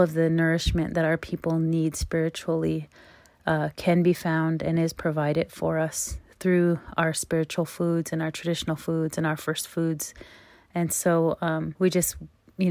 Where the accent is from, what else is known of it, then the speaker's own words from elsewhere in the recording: United States; I'm from Standing Rock